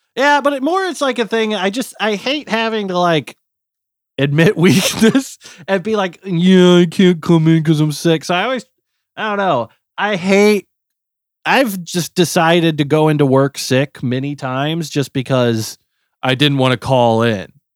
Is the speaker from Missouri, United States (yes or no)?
yes; Missouri, United States; moved away; I'm from Missouri